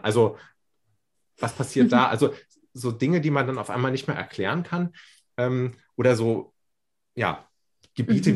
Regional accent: Berlin, Germany; moved away as an adult; now in Würzburg, Germany; ich fühle mich als Berliner

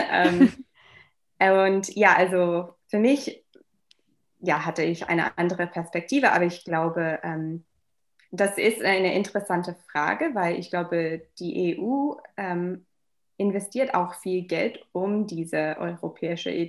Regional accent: Wiesbaden, Hesse, Germany; German is a second language; also born or lived in Darmstadt; Ich, ich bin eigentlich in ähm, Deutschland aufgewachsen als

